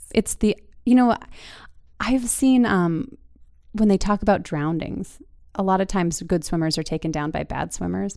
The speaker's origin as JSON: {"language": "English", "region": "Utah", "country": "United States", "tie": "born or raised there", "also_born_or_lived": "Seattle", "moved": "as an adult", "lives_now": "Wisconsin, United States", "said": "growing up in Utah"}